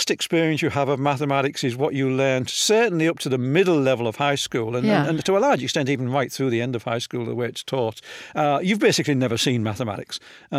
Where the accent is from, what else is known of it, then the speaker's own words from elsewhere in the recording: Hull, Yorkshire and the Humber, United Kingdom; Yeah, I was born in Hull in what apparently was the worst snowstorm of the decade in 1947.